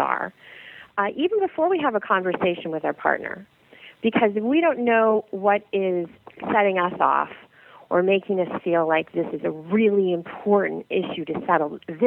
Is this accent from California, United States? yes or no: no; St. Louis, Missouri, United States; I grew up in the Midwest. And and my mother loved to have the air conditioning down to 72 in St. Louis